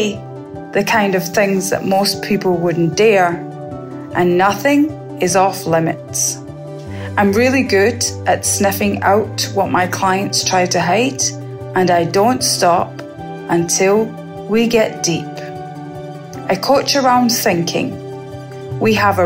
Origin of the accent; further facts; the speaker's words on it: Scotland, United Kingdom; now in Barbados; I was born in Scotland and I now live in Barbados.